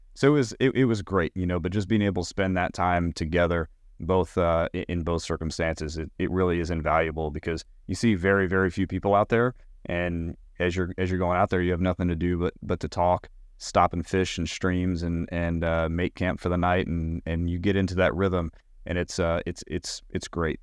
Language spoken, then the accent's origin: English; Knoxville, Tennessee, United States; also born or lived in Richmond, Virginia; I'm originally from Knoxville, Tennessee. I grew up there